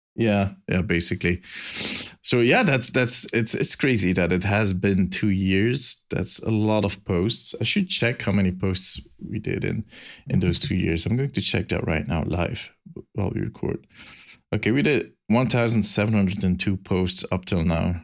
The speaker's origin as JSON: {"language": "English", "country": "Belgium", "accent": "Belgian", "said": "my silly Belgian accent"}